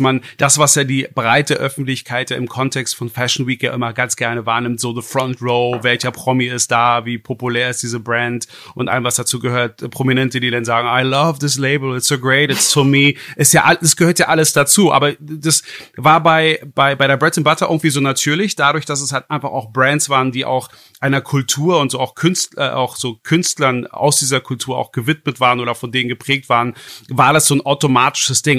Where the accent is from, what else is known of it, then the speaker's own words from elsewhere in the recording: Berlin, Germany; einem gebürtigen Berliner wie mir